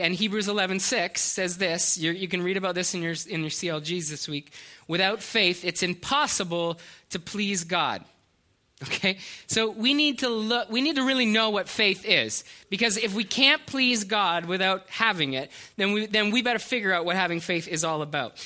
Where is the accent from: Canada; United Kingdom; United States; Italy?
Canada; we're Canadian